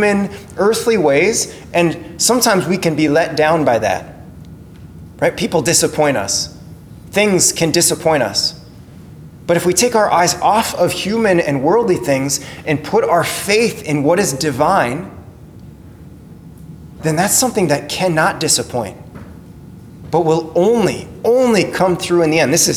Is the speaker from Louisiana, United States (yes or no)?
no; Crookston, Minnesota, United States; growing up in Crookston